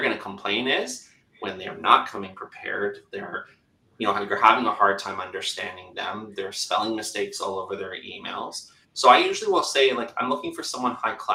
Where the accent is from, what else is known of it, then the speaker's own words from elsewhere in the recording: Canada; accent: Canadian; I'm Canadian